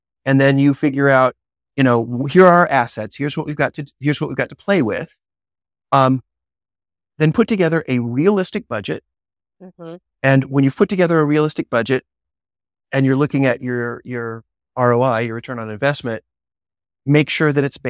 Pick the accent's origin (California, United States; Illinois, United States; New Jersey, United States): Illinois, United States; Chicago; Yeah, I'm from Chicago.